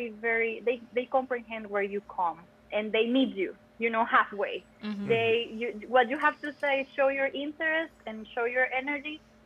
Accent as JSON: {"language": "English", "country": "Costa Rica", "first_language": "Spanish", "second_language": "English", "moved": "as an adult", "lives_now": "Louisiana, United States", "said": "I am from Costa Rica."}